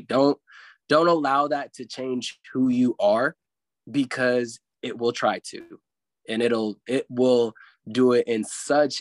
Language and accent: English; Louisville, Kentucky, United States; also born or lived in Ventura, California; I grew up in Louisville, Kentucky, even though I was born in Ventura